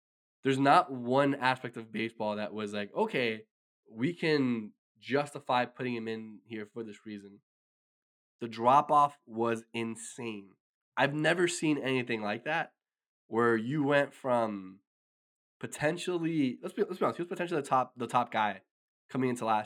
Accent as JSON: {"language": "English", "region": "New Jersey", "country": "United States", "moved": "yes", "said": "I'm originally from Jersey"}